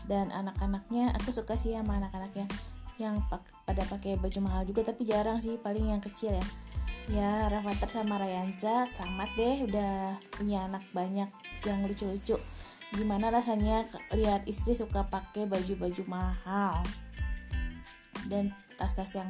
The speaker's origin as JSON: {"language": "Indonesian", "region": "Central Java", "country": "Indonesia", "lives_now": "West Java, Indonesia", "said": "kalau orang-orang Jawa yang kayak aku nih orang Jawa yang ada di Jawa Barat kangen ke sana tapi nggak berani mudik"}